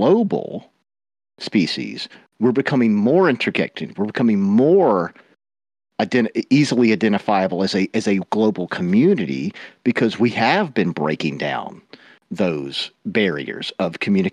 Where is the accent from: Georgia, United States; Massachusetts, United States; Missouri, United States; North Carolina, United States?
Georgia, United States; I am from the South. Without being mm-hmm. too thick, I'm from the state of Georgia